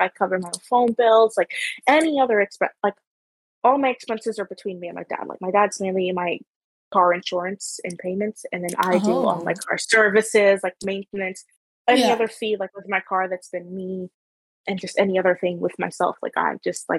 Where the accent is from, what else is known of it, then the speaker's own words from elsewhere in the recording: Guyana; now in Canada; Like, I grew up in Guyana, and, like, I moved here, and, like, it's a different cultural expectations with working, whatever, exactly.